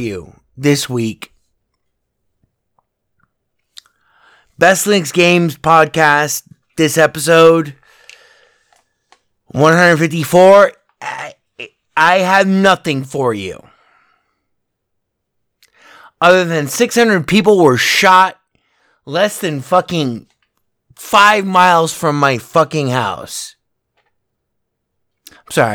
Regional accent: Las Vegas, Nevada, United States; where I live, in my hometown, Las Vegas, where this is being recorded

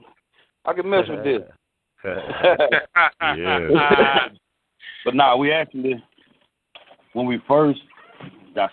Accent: Lake Charles, Louisiana, United States; born or raised there

